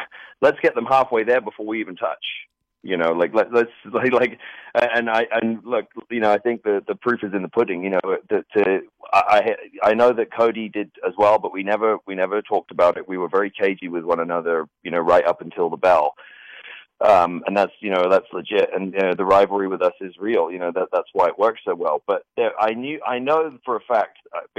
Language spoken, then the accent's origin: English; Norfolk, East of England, United Kingdom; I grew up I lived in Norfolk, which is this very rural sort of agricultural area.